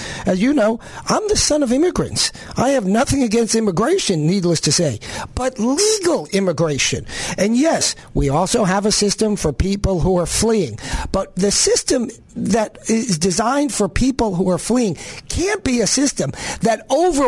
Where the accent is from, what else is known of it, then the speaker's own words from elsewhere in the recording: New York, United States; now in Little Rock, United States; I'm from Northeast Arkansas, very Northeast, also known as New York